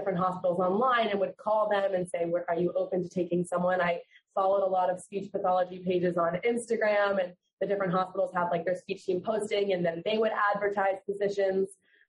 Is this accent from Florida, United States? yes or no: yes; Fort Lauderdale, Florida, United States; So I'm from Fort Lauderdale.